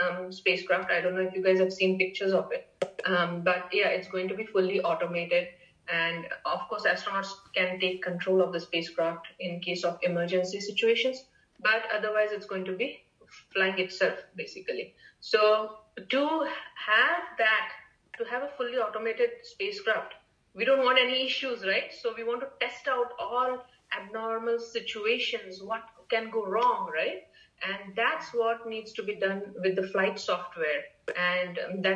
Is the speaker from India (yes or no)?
yes; India; moved away as an adult; now in United States; growing up in India at that time in the 80s